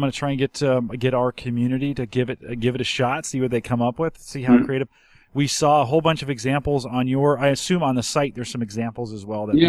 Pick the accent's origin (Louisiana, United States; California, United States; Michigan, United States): California, United States; San Jose; now in Nebraska, United States; Yeah, and I'm a San Jose kid. I grew up in San Jose.